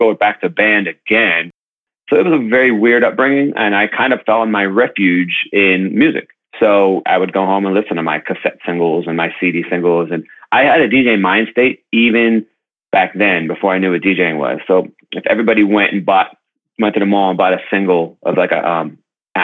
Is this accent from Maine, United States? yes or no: no; Youngstown, Ohio, United States; now in Brooklyn, United States; I grew up in Youngstown, Ohio, not too far from where you're at over there in Columbus.